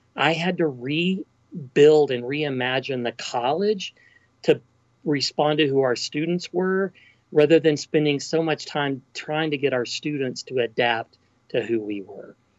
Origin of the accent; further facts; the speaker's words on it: Texas Panhandle, United States; also born or lived in Athens, Ohio; I was born and raised in the Texas Panhandle